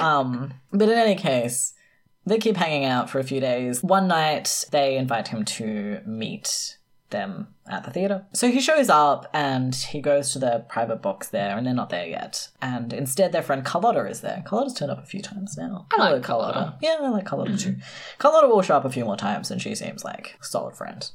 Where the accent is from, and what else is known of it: South Australia, Australia